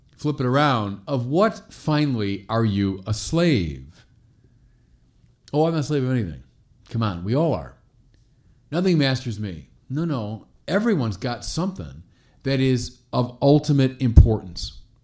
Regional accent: Chicago, Illinois, United States; My hometown of Chicago, our little cathedral, Holy Name Cathedral

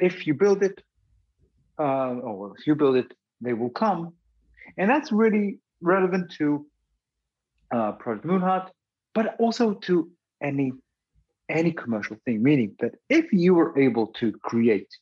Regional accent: United Kingdom; also born or lived in Israel; when I grew up in the UK

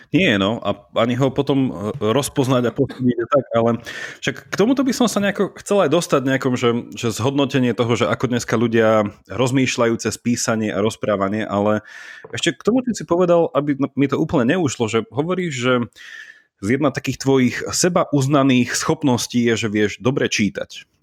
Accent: Slovakia; moved away as an adult; also born or lived in Italy; ja som odišiel zo Slovenska študovať na výšku do Talianska

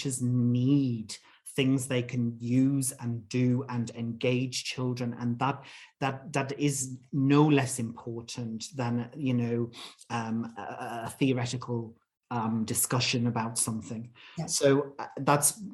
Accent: England, United Kingdom; moved away as an adult; I'm British. I'm from England. Haven't lived there for, you know, over 20 years

